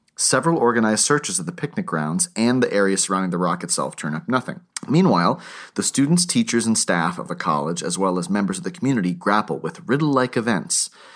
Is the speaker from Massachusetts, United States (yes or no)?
no; Lakes Region, New Hampshire, United States; I'm from the Lakes region in New Hampshire